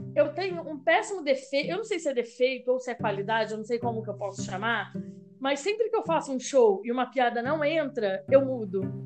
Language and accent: Portuguese; Rio de Janeiro, Brazil; accent: carioca; moved away as an adult; now in Americana, Brazil; Morei lá 27 anos, então acho que nem perco, né? O sotaque